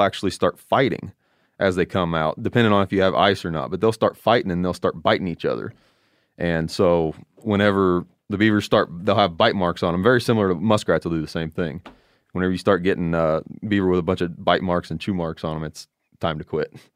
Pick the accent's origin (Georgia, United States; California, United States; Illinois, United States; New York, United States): Illinois, United States; Southern; I'm from Illinois, Southern Illinois.